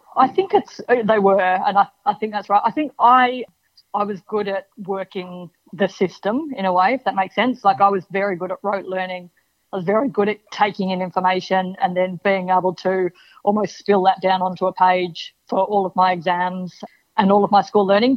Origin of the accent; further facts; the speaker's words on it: Melbourne, Victoria, Australia; My mum's originally from the UK, but yeah, we we grew up in Melbourne